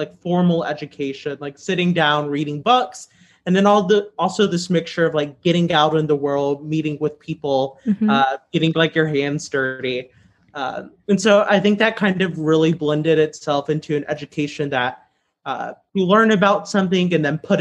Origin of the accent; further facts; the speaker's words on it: Southwest Louisiana, United States; I grew up in Louisiana's public schools in Southwest Louisiana